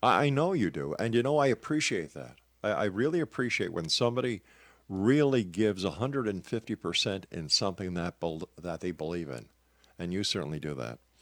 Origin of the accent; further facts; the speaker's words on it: Canada; I'm a Canadian